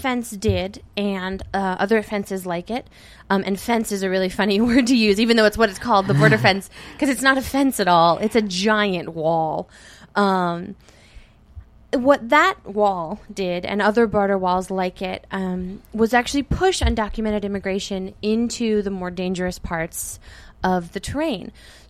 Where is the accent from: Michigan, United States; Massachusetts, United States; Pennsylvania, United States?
Pennsylvania, United States; Reading; I grew up in Reading. I went to Reading schools, graduated from Reading High. I wasn't born here, but I was almost born and raised in Reading.